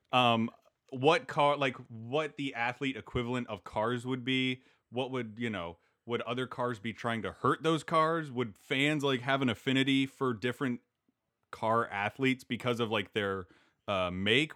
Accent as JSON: {"language": "English", "region": "Kansas", "country": "United States", "tie": "born or raised there", "said": "I grew up in Kansas"}